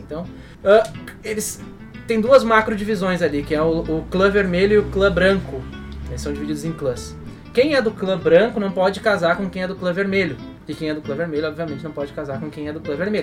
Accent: Brazil; first language Portuguese; moved away as an adult; also born or lived in Papua New Guinea; a gente é brazuca aqui

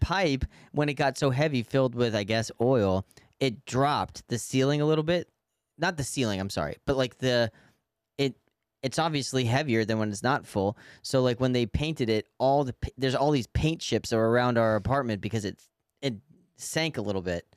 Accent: New York City, New York, United States; as a New Yorker

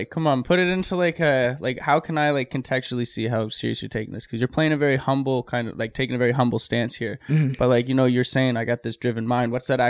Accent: Nova Scotia, Canada; I'm from Nova Scotia.

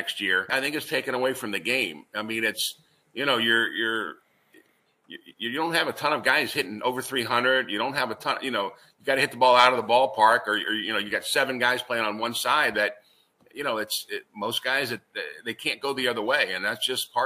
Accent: Richmond, Virginia, United States; moved away as an adult; also born or lived in Raleigh, North Carolina / Valparaiso, Indiana; I grew up in Richmond, so I know a lot of people here too

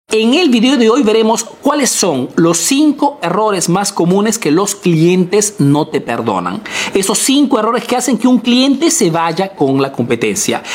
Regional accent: Peru; now in Italy

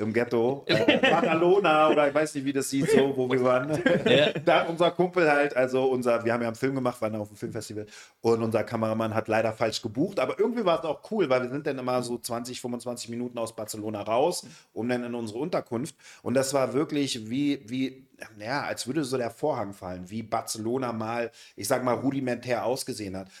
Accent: Berlin, Germany; wir sind aus dem Westen Berlins

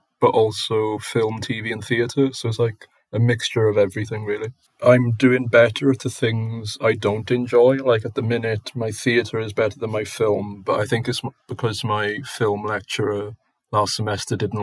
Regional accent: Port Talbot, Wales, United Kingdom; also born or lived in Bridgend / Swansea / Cardiff; now in Aberystwyth, United Kingdom; I was born in Bridgend and I lived there for like 7 years. And then I lived in Port Talbot for 12 years. So like 7 to 19, so that's where I consider myself to be from

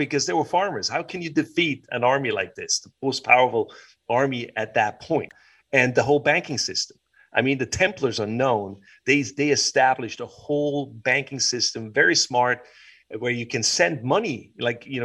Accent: Switzerland; also born or lived in United States; As a Swiss

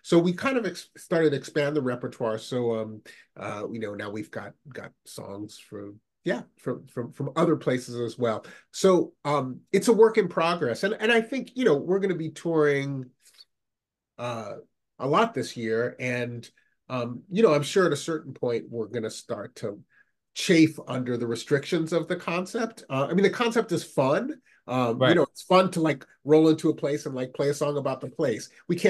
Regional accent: Massachusetts, United States; I had met from when I was from the Boston area.

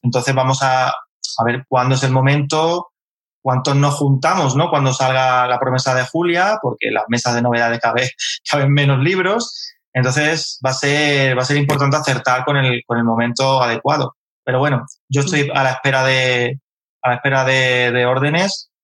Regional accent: Carmona, Andalusia, Spain; moved away; also born or lived in Madrid; yo soy de Carmona

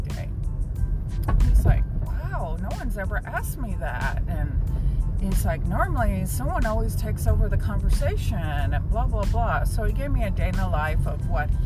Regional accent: Fort Worth, Texas, United States; I'm from Fort Worth

